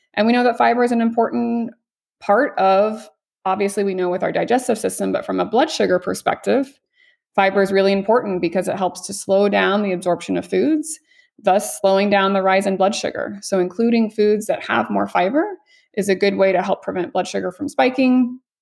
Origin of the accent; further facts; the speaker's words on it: Missouri, United States; now in Las Vegas, United States; I'm from Mid-, Missouri originally